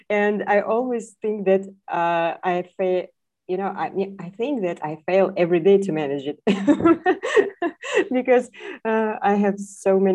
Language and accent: English; Kazakhstan; also born or lived in Nur-Sultan; I'm from Kazakhstan. I live in the capital of our country, in Nur-Sultan